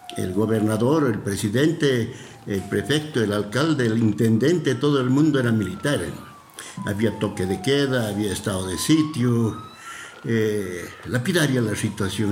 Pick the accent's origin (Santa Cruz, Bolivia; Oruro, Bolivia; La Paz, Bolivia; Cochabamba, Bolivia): Cochabamba, Bolivia; yo soy cochabambino